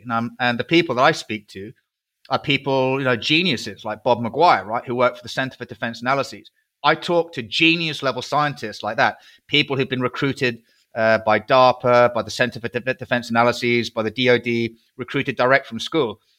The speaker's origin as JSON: {"language": "English", "country": "United Kingdom", "said": "I'm a British patriot."}